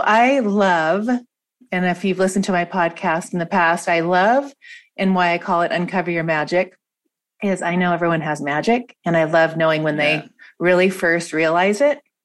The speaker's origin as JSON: {"language": "English", "region": "Washington", "country": "United States", "tie": "born or raised there", "moved": "yes", "said": "where I grew up in Washington state"}